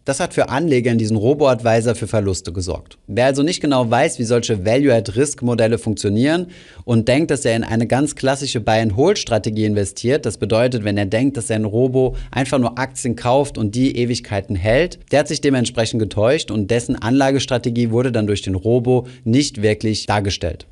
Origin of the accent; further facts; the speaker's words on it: Germany; bei uns in Deutschland